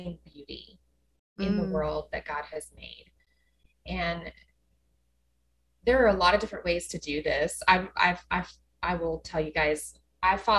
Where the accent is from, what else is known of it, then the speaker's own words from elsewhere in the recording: West Texas, United States; now in Dallas, United States; I grew up in West Texas where there aren't any trees